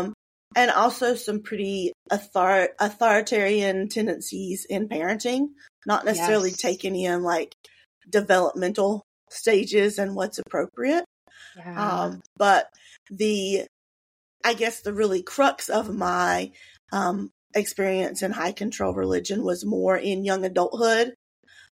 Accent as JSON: {"language": "English", "region": "North Carolina", "country": "United States", "tie": "born or raised there", "said": "I grew up here. I am born and bred North Carolina"}